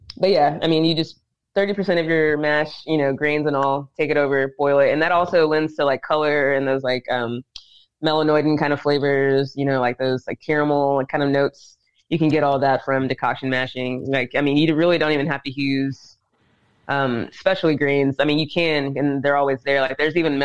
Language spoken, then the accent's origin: English; Dickson, Tennessee, United States; moved away; also born or lived in Savannah, Georgia; I'm from Tennessee. I'm from Dixon, Tennessee